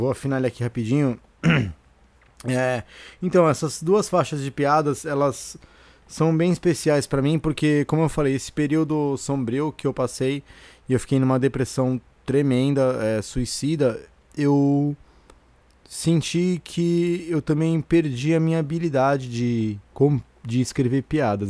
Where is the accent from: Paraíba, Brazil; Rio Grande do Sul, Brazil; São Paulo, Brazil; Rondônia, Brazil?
São Paulo, Brazil; Santos; moved away as an adult; E eu cresci em Santos, eu nasci em Santos